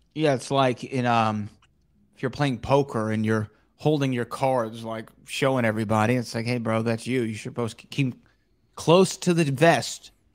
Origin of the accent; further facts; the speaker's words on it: Texas, United States; I was from Texas